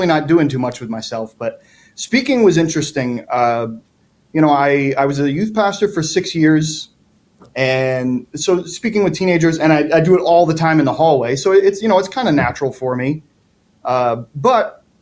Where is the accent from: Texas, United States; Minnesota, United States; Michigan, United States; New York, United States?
New York, United States; upstate; moved away; I'm from upstate New York